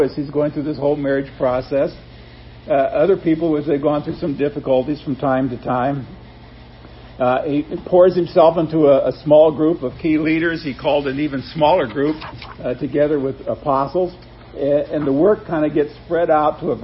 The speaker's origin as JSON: {"language": "English", "region": "Nebraska", "country": "United States", "tie": "born or raised there", "said": "growing up in Nebraska."}